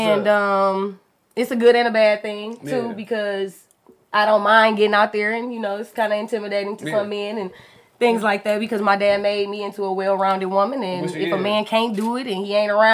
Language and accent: English; Detroit, Michigan, United States; So, I'm from Detroit. I lived in Detroit my entire life, but I went to suburban schools, yeah, Westside, but we actually lived on the east side.